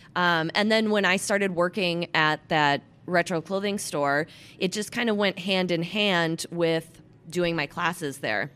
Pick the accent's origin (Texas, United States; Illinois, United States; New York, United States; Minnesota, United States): Minnesota, United States; Minneapolis; moved away; I am originally born and raised in Minneapolis, Minnesota